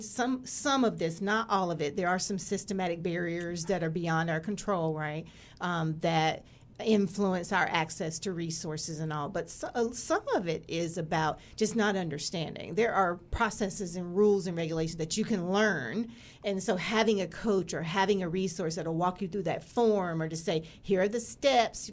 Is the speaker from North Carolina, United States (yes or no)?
yes; Greensboro, North Carolina, United States; moved away; I was born in Greensboro, North Carolina